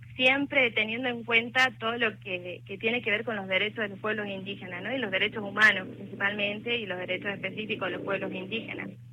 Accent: Embarcación, Salta, Argentina; now in Salta, Argentina; yo soy de embarcación

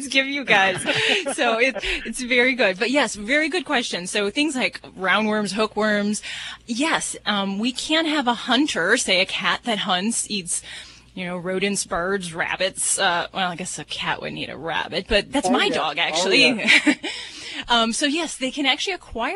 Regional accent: Las Vegas, Nevada, United States; I'm from Las Vegas

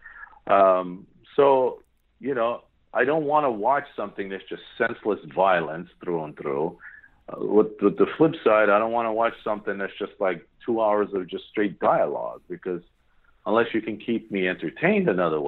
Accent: Yerevan, Armenia; They're visiting our homeland, which, you know, from where I'm at, you know, I came from Hayastan, Yerevan, Armenia.

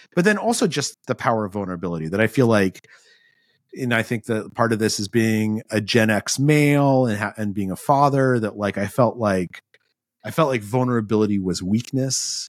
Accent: Albuquerque, New Mexico, United States; moved away as an adult; I grew up in Albuquerque, New Mexico

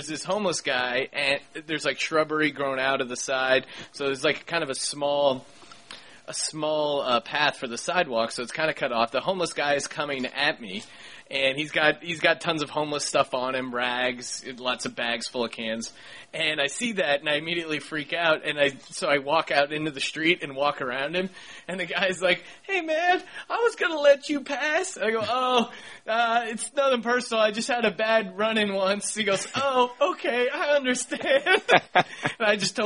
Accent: Pennsylvania, United States; moved away as an adult; now in Los Angeles, United States; growing up in Pennsylvania

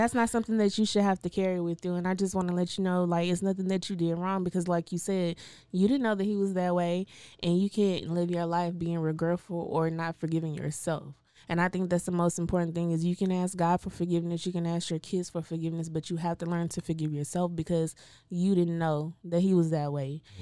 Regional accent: Waco, Texas, United States; I grew up in Waco

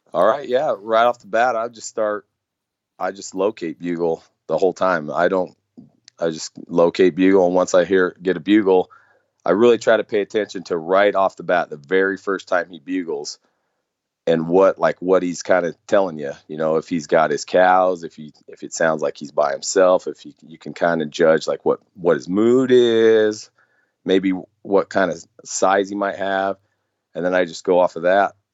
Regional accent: Nevada, United States; moved away; growing up there

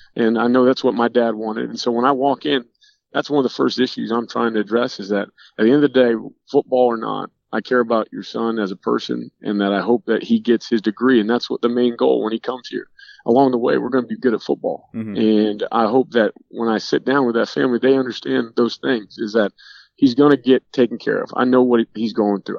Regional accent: Norcross, Georgia, United States; moved away; as a kid growing up in Georgia

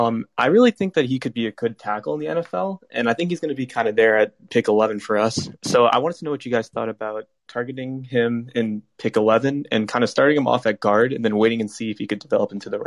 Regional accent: New Jersey, United States; I'm from New Jersey

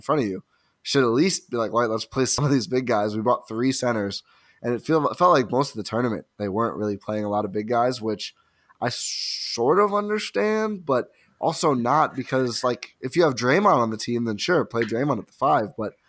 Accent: United States; I'm so American on this podcast.

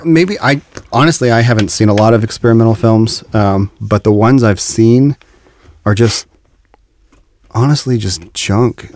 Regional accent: Dayton, Ohio, United States; I'm from Dayton, which is about an hour north of Cincinnati

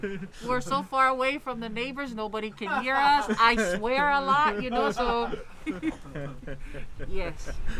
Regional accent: Samoa; now in Hawaii, United States; I'm from Samoa, my husband's from Tonga

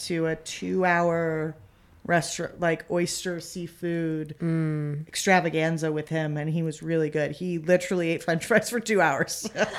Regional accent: United States; but screenplays are hard because I'm American. I can't read in a foreign language.

